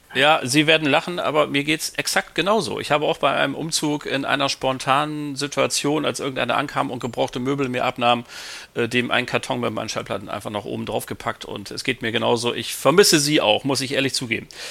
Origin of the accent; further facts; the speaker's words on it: Bremen, Germany; als Bremer